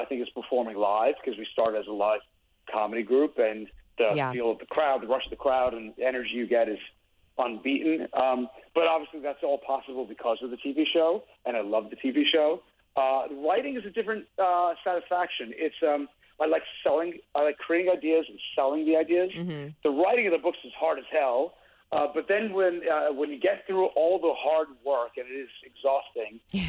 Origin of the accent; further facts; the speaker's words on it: New York City, New York, United States; moved away as an adult; also born or lived in Brooklyn / Manhattan; now in New Jersey, United States; I'm from Staten Island